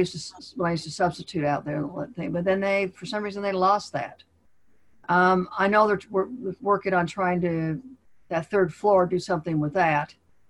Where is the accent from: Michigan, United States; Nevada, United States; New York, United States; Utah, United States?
Utah, United States; Salt Lake City; moved away; I'm from Salt Lake City